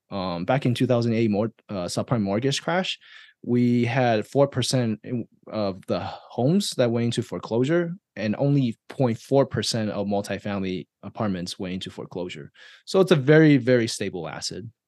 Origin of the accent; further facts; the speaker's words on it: Taiwan; now in United States; I was born and raised in Taiwan